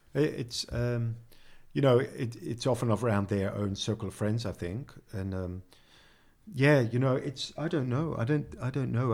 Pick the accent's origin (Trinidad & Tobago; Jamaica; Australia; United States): Australia; Sydney, New South Wales; moved away as an adult; now in Netherlands; I come from Sydney